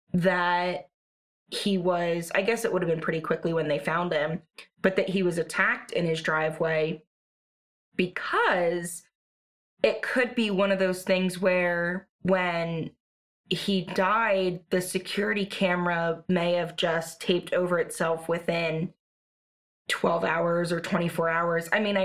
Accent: California, United States; Or I'm from California, but is it possible in PA that?

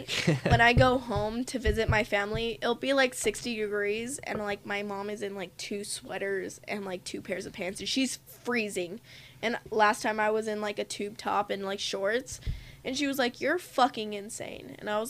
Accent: Compton, California, United States; moved away as an adult; now in Fort Collins, United States; I wasn't born in California, but I was raised in California my entire life.

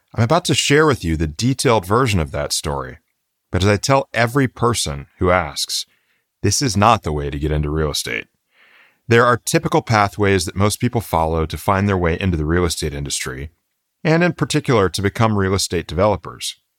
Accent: Florida, United States; my hometown pharmacy in Florida growing up

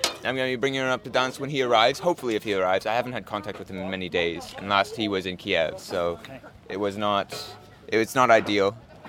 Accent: Canada; I'm from Canada.

